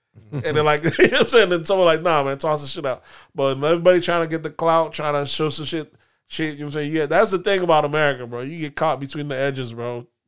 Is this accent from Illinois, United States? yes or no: no; Florida, United States; Listen, we're from Florida, so we know these prices for those type of homes on the beach isn't that shocking.